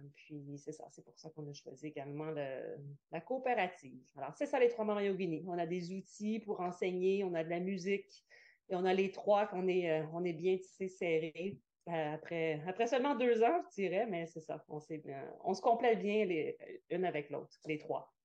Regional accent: Quebec, Canada; moved away; je viens du Québec

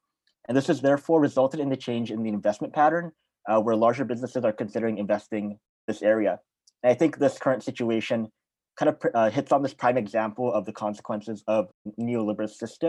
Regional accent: Japan; moved away; as a person born and raised in Japan

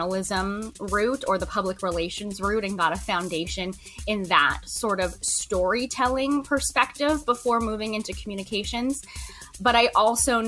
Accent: Lethbridge, Alberta, Canada; moved away as an adult; also born or lived in Prairies; now in Victoria, Canada; I am originally from Alberta, southern Alberta. I grew up around Lethbridge, rural community

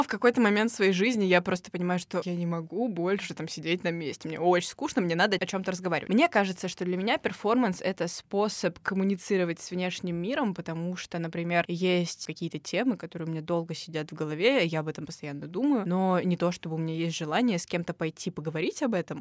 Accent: Moscow, Russia; мы точно как москвичи в контексте очень большого города

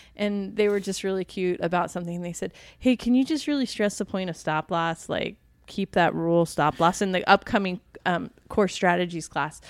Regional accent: D.C., Virginia / Washington, United States; now in Arizona, United States; my hometown, Virginia, you know, Washington, D C, Virginia.

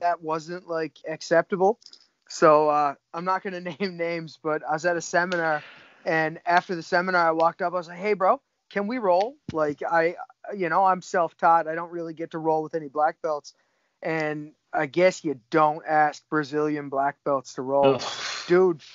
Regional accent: Cape Breton Island, Nova Scotia, Canada; I'm from Cape Breton Island in Canada. It's on the east coast of Canada

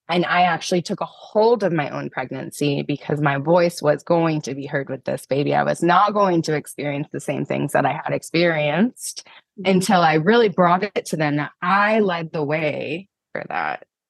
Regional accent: Pennsylvania, United States; I'm from Pennsylvania

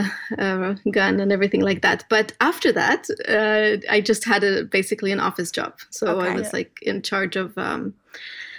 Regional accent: Israel; moved away as an adult; now in Menlo Park, United States; I am from Israel. I grew up in Israel

